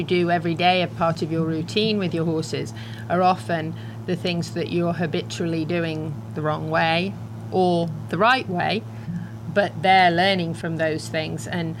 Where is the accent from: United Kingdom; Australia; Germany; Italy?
United Kingdom; England; Actually, I'm English.